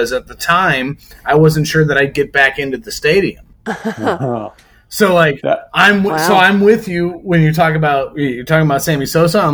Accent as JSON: {"language": "English", "town": "Chicago", "region": "Illinois", "country": "United States", "tie": "born or raised there", "said": "I grew up in Chicagoland"}